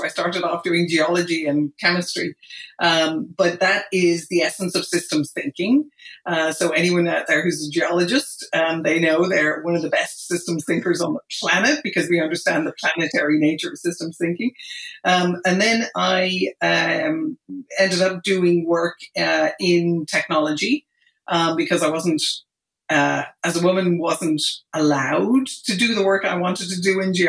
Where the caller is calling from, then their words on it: Marin County, California, United States; I'm calling from Marin County, just north of San Francisco.